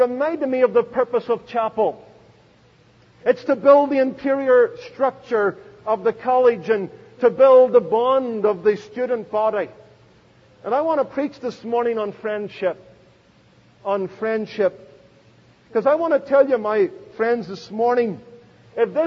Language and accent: English; Belfast, Northern Ireland, United Kingdom; now in United States; I was born in Belfast